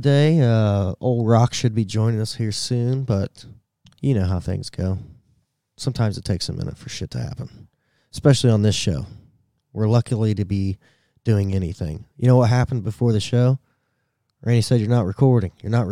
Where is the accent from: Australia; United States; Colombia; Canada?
United States; I'm an American